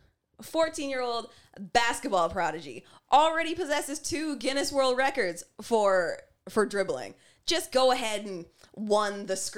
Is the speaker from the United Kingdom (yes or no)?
no; Canada; fun, fine, black, and Canadian like us